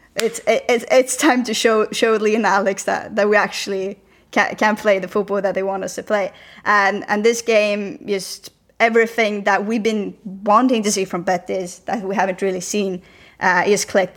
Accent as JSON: {"language": "English", "country": "Sweden", "moved": "yes", "lives_now": "Spain", "said": "I said I was from Sweden"}